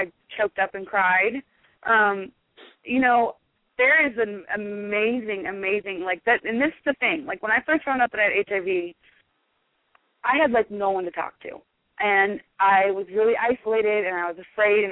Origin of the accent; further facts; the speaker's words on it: Omaha, Nebraska, United States; being from Omaha